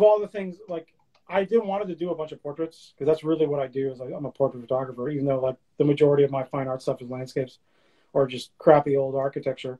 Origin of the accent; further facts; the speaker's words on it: New Hampshire, United States; moved away as an adult; also born or lived in Boston, Massachusetts; Like, I grew up around here. Like, I'm from New Hampshire, but lived in Boston for, you know, 23 years.